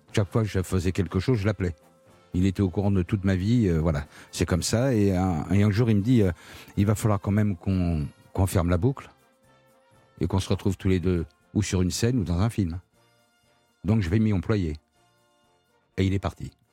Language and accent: French; Marseille, Provence-Alpes-Côte d'Azur, France; quand j'étais gamin à Marseille